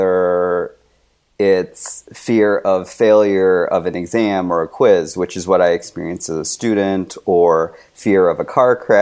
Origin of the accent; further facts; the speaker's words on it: United States; I'm Chinese American.